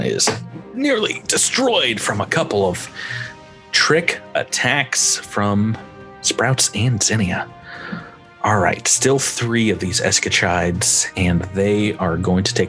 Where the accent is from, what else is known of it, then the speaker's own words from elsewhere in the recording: North Carolina, United States; I grew up in North Carolina.